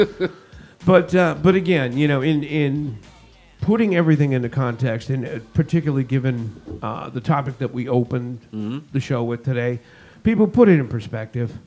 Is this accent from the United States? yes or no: yes; Northeast, United States; moved away as an adult; also born or lived in Los Angeles, California; been born and bred in the Northeast